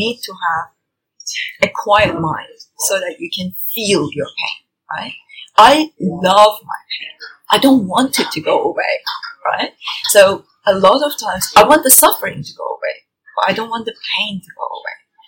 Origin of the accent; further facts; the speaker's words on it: Tehran, Tehran Province, Iran; moved away as an adult; now in United Kingdom; I was born and brought up in Tehran